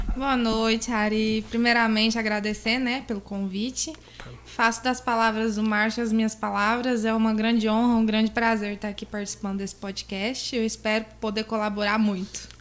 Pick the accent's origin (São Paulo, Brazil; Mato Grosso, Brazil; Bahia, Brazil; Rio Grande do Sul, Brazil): Mato Grosso, Brazil; Barra do Garças; Eu sou nascida e criada em Barra do Garças